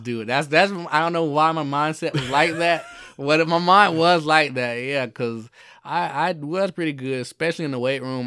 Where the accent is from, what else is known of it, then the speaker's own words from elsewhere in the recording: Jacksonville, Florida, United States; moved away; I grew up in Jacksonville, Florida